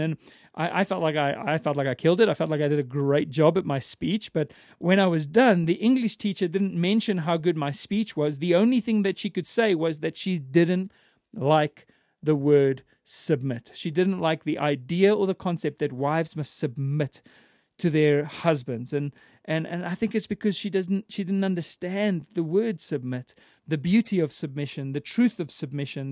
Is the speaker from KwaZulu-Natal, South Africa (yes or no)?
no; Johannesburg, Gauteng, South Africa; I was born in Johannesburg and, and raised in the city.